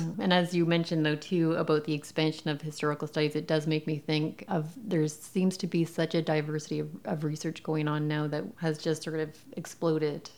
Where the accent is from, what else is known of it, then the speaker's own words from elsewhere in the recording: Canada; growing up in Canada